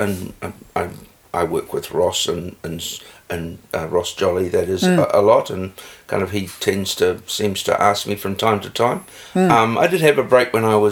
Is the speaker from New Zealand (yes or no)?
yes; Upper Hutt, Wellington, New Zealand; also born or lived in New Plymouth; now in Otaki, New Zealand; I was born in New Plymouth. My dad worked for the railways up there. I have no real memory because we left when I was about five or six, and moved to the Hutt Valley, Upper Hutt, till I was, and I guess I lived in Upper Hutt till I left home